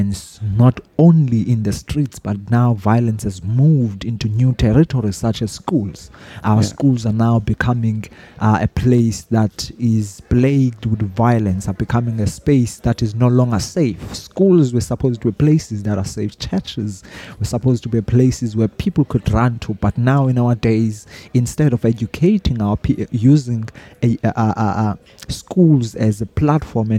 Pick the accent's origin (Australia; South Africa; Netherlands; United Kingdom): South Africa; I'm from South Africa.